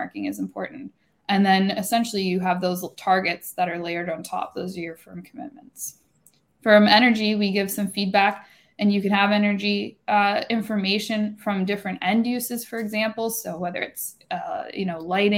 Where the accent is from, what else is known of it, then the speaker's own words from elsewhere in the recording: Canada; I'm up here in Toronto as a Canadian